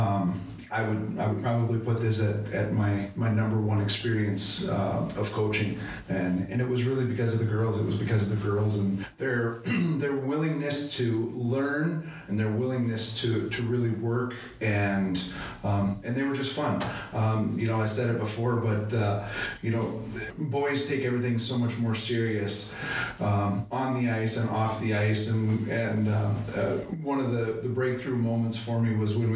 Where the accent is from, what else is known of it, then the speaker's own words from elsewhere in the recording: Wayzata, Minnesota, United States; moved away as an adult; now in Pierre, United States; I grew up in Wayzata, Minnesota